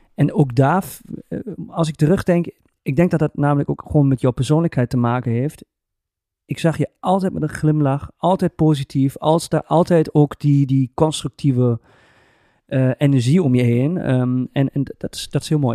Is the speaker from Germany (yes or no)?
yes; Germany; now in Twente, Netherlands; ik ben een Duitser